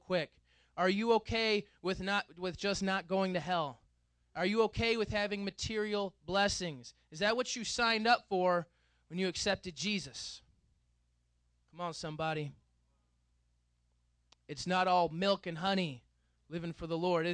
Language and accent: English; United States; We as Westerners, we as American Christians